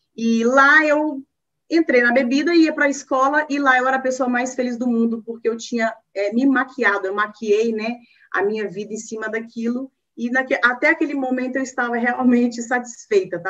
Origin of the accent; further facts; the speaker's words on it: northern Minas Gerais, Brazil; now in Belo Horizonte, Brazil; eu sou mineirinha de raiz, né? Sou mineira, nasci em Minas, lá no norte de Minas, e eu hoje moro em Belo Horizonte